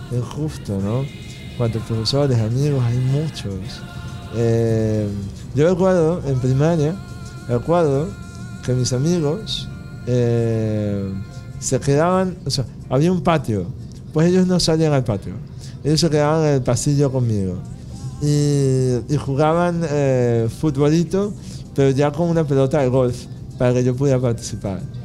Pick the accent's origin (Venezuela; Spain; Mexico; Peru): Venezuela; me enseñó a querer a Venezuela